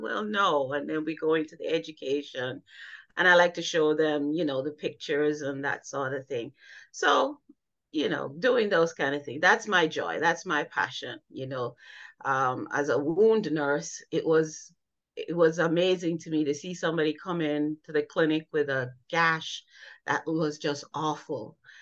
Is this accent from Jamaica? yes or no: yes; Jamaica; now in United States; I grew up in Jamaica